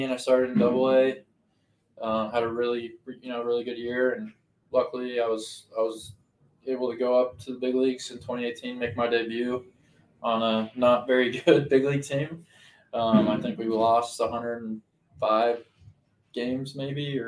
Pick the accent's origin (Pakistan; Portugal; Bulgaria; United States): United States; Denver, Colorado; I'm from Denver